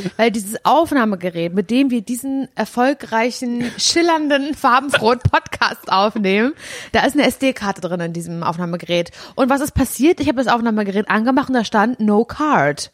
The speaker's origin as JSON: {"language": "German", "town": "Parchim", "region": "Mecklenburg-Vorpommern", "country": "Germany", "tie": "born or raised there", "also_born_or_lived": "Möderitz", "said": "Davor hab ich mit meinen Eltern, äh, in der Weststadt in Parchim gewohnt."}